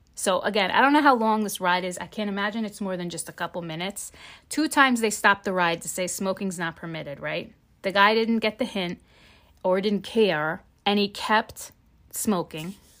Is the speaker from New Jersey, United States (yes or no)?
yes; New Jersey, United States; I'm from New Jersey.